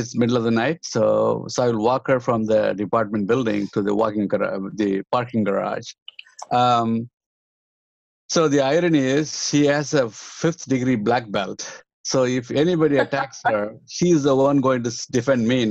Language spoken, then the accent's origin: English; the South, South India, India; moved away; I'm come from South. I'm come from one of the backward communities